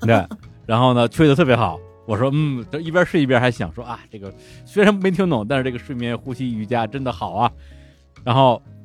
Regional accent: China; 就我一个中国人

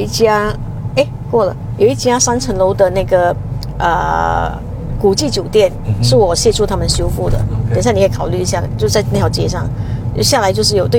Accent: George Town, Penang, Malaysia; 我在这里出生的，在这里出生的。 嗯 我们还是在乔治市市宜的

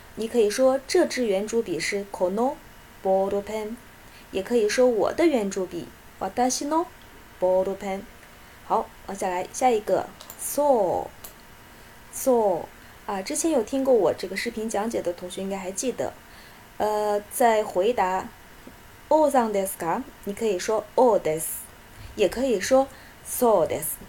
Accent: China; 我们中国人

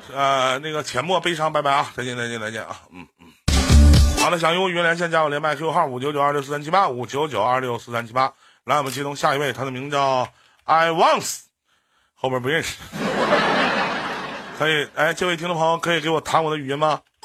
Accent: Northeast China, China; also born or lived in Beijing; 我们东北

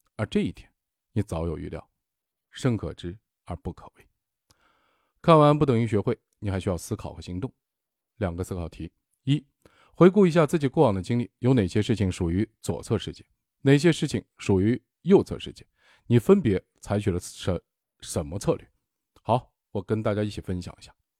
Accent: China; 我们中国人

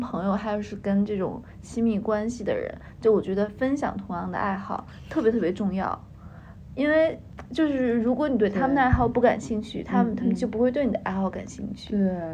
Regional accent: Beijing, China; 我小的时候也是在这部分长大的

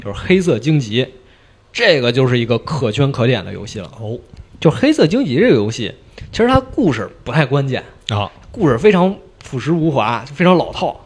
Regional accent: China; 咱们大陆这边儿

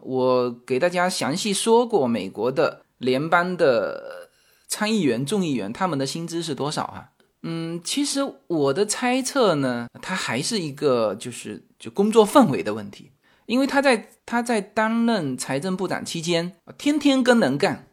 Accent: China; 我们中国人曾经持有美国国债最多

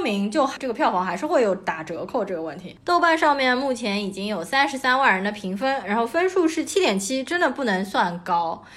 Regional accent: Shanghai, China; 作为一个上海人

